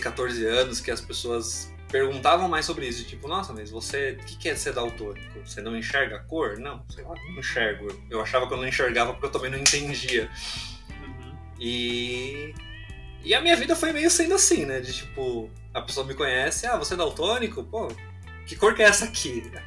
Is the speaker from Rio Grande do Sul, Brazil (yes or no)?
no; São Paulo, Brazil; Eu sou aqui natural de São Paulo, São Paulo capital. Nasci aqui, nasci aqui na Zona Norte, Pirituba